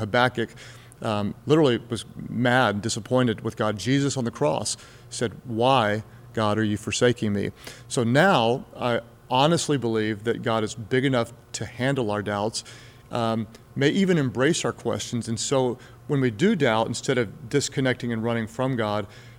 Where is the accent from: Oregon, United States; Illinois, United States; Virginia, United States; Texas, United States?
Texas, United States; also born or lived in Houston, Texas / Ardmore, Oklahoma; I was born in Houston, Texas, and my dad was in retail, so he was transferred a lot. We moved all over southern Texas. Eventually, we went north of the Red River. He was transferred to Ardmore, Oklahoma